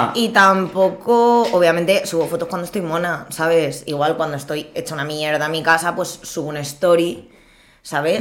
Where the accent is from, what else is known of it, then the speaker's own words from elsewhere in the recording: Villafranca del Castillo, Community of Madrid, Spain; soy de Villafranca del Castillo.